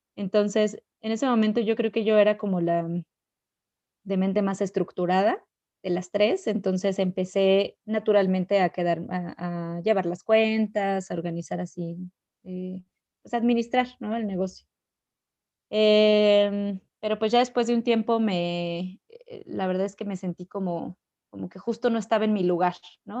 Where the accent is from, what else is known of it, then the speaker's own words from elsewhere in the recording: Ecatepec, State of Mexico, Mexico; moved away as an adult; also born or lived in Querétaro; yo nací en la Ciudad de México eh, y viví una gran parte de mi vida, bueno, pues toda mi, infancia, mi adolescencia en, la ciudad, en la plena ciudad. De hecho, eh, crecí en Ecatepec